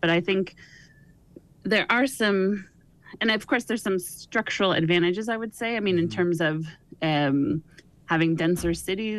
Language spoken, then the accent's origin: English; Sonoma, California, United States; my hometown of Sonoma